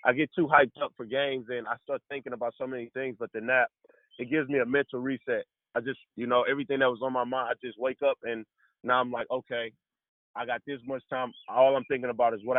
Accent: St. Louis, Missouri, United States; moved away as an adult; coming from St. Louis

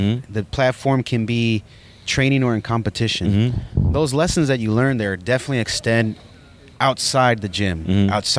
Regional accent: Oxnard, California, United States; also born or lived in Ojai, California / Saticoy, California; now in San Francisco, United States; I realized, okay, now I'm in Oxnard.

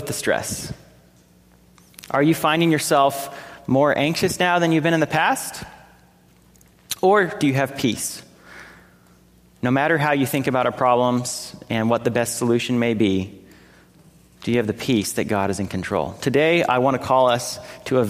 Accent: California, United States; my home state of California

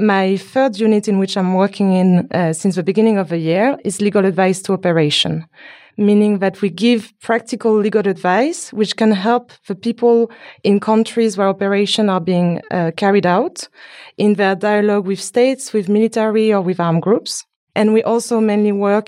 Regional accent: France; I'm from France, but my family is from Haiti

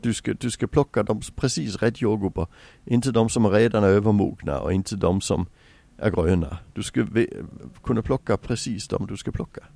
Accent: Sweden; also born or lived in England; som svensk

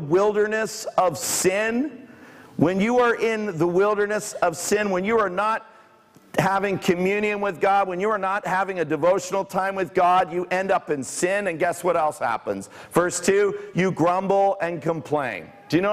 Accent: Bournemouth and Guildford, South East England, United Kingdom; also born or lived in Toronto, Canada / near Southampton; now in Canada; I grew up in Bournemouth and Guildford

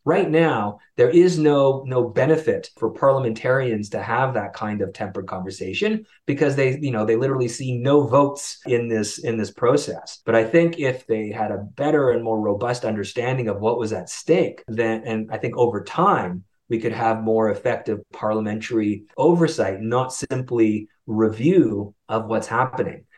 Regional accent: Canada; As a Canadian

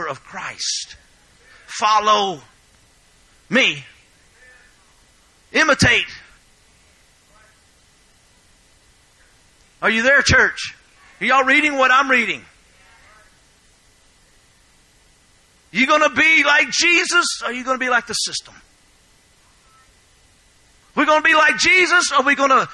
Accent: Louisiana, United States; I am from Louisiana

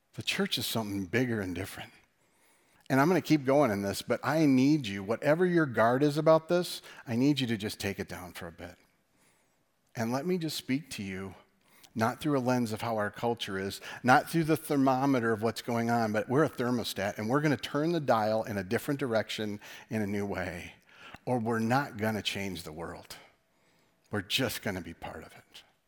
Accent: West Michigan, United States; us being from West Michigan

